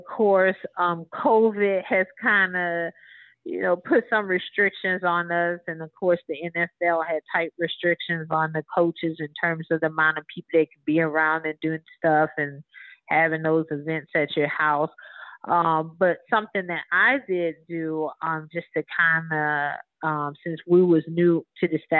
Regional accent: Marrero, Louisiana, United States; So, of course, you know, I said I'm from Marrero, New Orleans.

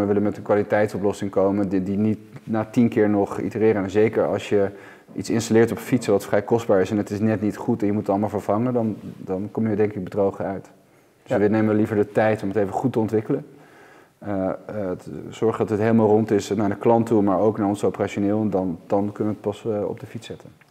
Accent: Amsterdam, North Holland, Netherlands; ik kom hier zelf ook uit Amsterdam

